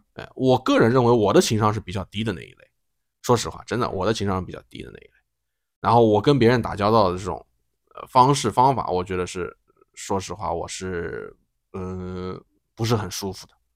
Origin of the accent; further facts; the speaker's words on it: China; moved away; 我们中国人